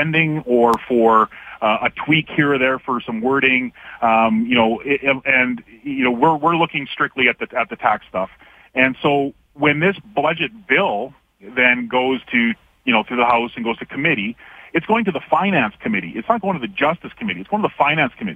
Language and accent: English; Canada; now in Alberta, Canada; as a Canadian myself